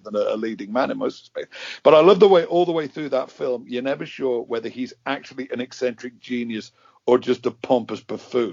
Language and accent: English; Liverpool, North West England, United Kingdom; accent: Scouse; whenever I speak to anybody else from Liverpool, my scouse accent slowly creeps up and up and up